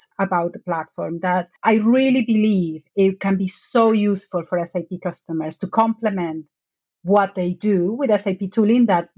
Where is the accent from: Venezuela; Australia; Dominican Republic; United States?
Venezuela; moved away as an adult; now in United Kingdom; I'm originally from Venezuela